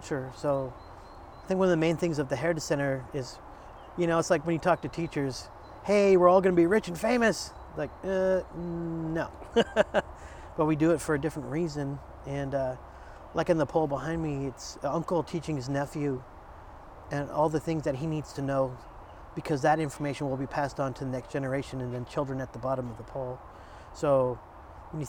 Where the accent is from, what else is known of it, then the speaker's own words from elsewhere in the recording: Kodiak, Alaska, United States; also born or lived in Washington / Seattle, Washington; now in Anchorage, United States; I'm Sukbiak. I'm from Kodiak Island